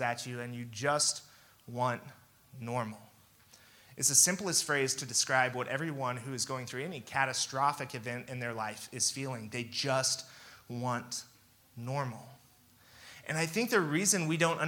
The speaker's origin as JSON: {"language": "English", "town": "Kansas City", "region": "Missouri", "country": "United States", "tie": "born or raised there", "said": "I grew up in Kansas City, Missouri."}